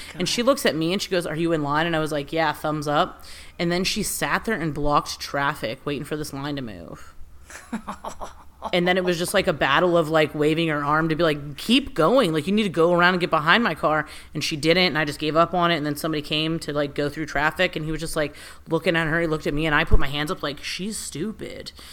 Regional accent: United States; I was raised in America.

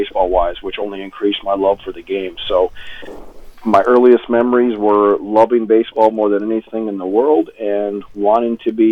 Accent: Fargo, North Dakota, United States; also born or lived in Moorhead, Minnesota; officially I was born in Moorhead, but I kind of claim Fargo because I grew up in Fargo

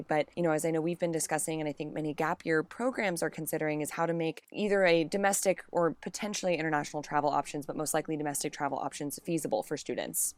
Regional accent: Kansas, United States; moved away as an adult; growing up in Kansas

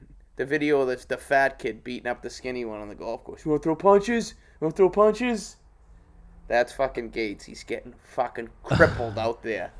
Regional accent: Boston, Massachusetts, United States; I'm from Westy. I'm from West Roxbury.

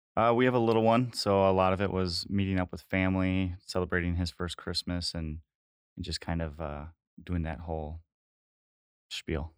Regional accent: Green Bay, Wisconsin, United States; I'm locally from the Green Bay area. I went to high school just outside of Green Bay

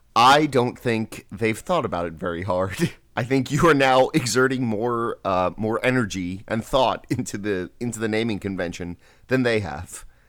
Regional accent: Long Island, New York, United States; moved away; growing up on Long Island

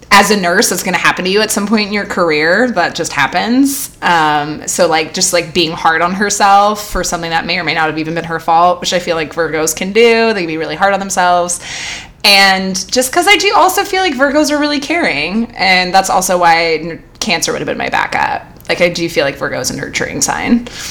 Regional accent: California, United States; also born or lived in New Orleans; growing up in California

